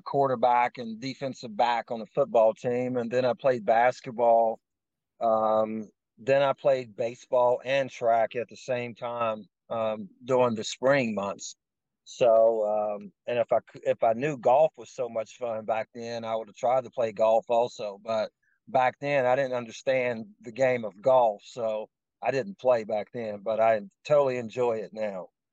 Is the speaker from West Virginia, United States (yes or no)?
yes; Lewisburg, West Virginia, United States; also born or lived in Covington, Virginia; So we actually moved to West Virginia when I was young. So I, I'm from West. I'll say I'm from West Virginia, even though I was born in Virginia. But uh, Lewisburg, West Virginia is just a, a town